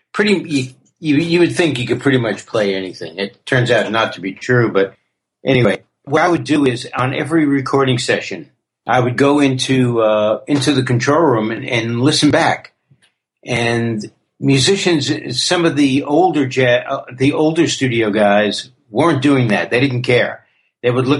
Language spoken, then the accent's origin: English; New York City, New York, United States; also born or lived in Queens / Manhattan / Brooklyn; Born and raised in the Bronx, early years in the Bronx. Moved to Queens and I moved to the city.